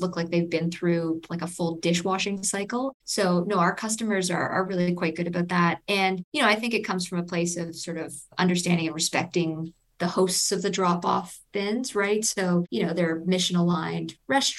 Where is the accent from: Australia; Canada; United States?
Canada; Toronto, Ontario; I'm from Toronto and we started in Toronto